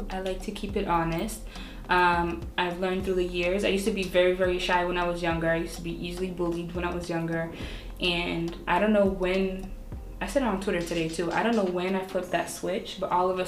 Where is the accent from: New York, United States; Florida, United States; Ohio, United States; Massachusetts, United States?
Massachusetts, United States; Brockton; also born or lived in Stoughton, Massachusetts / Taunton, Massachusetts; born and raised in Brockton, went to school here